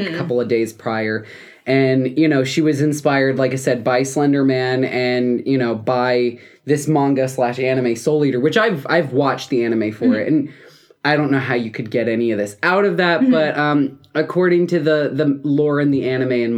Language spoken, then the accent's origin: English; South Dakota, United States; my home state of South Dakota.